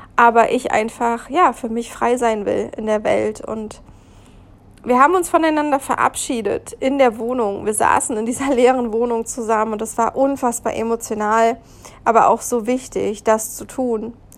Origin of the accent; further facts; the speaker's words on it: Germany; moved away as an adult; also born or lived in India / Zanzibar; da Deutschland nicht mal mehr mein Heimatland war, gefühlt, natürlich habe ich einen deutschen Pass